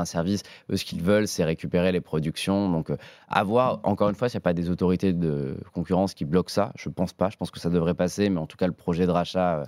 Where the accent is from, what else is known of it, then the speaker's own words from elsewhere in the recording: Nice, Provence-Alpes-Côte d'Azur, France; moved away; Je viens de Nice, donc je descends de temps en temps à Nice chez ma famille